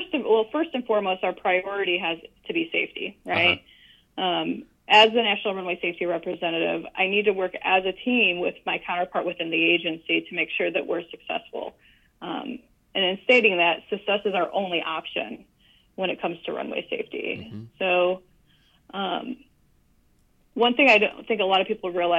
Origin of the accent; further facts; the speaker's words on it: Northwestern Indiana, United States; moved away as an adult; also born or lived in San Antonio, Texas; now in Dallas, United States; I'm originally from Northwestern Indiana